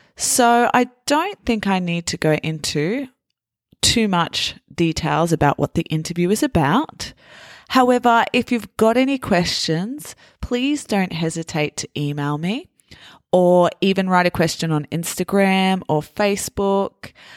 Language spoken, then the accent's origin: English; Australia; I'm Australian